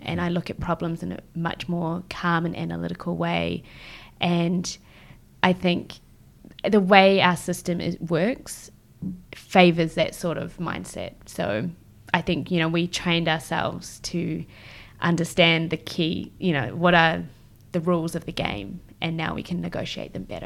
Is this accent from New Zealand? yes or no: yes; Christchurch, Canterbury, New Zealand; moved away as an adult; also born or lived in Israel / West Coast, United States / France / Melbourne; now in Tokyo, Japan; I grew up in Christchurch, but I was actually born in Israel